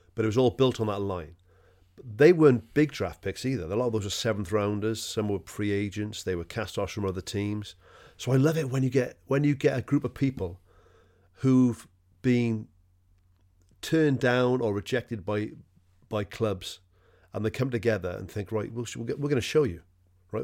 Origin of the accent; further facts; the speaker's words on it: Wales, United Kingdom; Being a Welshman, I don't know if I've mentioned this before, but I, but I'm from, I'm from Wales